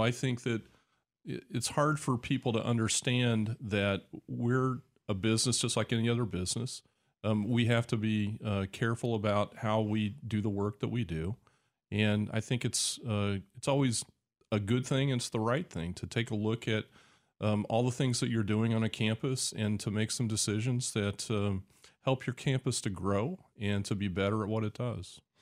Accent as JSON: {"language": "English", "town": "Decatur", "region": "Illinois", "country": "United States", "tie": "born or raised there", "said": "I grew up here. This is my hometown"}